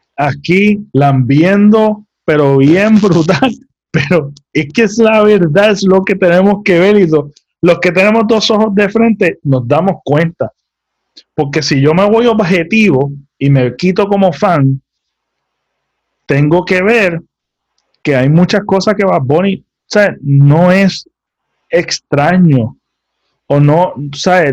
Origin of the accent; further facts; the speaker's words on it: Puerto Rico; como puertorriqueños